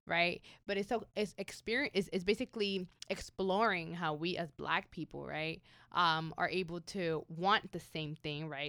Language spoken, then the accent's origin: English; New York City, New York, United States; I am from Bronx, New York